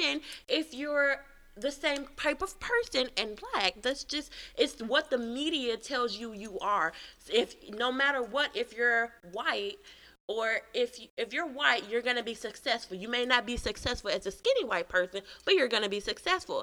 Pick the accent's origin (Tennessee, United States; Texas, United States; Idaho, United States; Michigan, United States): Tennessee, United States; Memphis; I was from Memphis